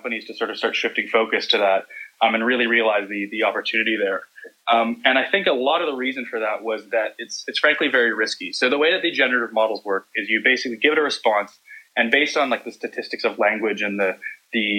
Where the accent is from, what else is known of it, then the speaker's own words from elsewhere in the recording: Vancouver, British Columbia, Canada; accent: Canadian; I'm from Vancouver, Canada.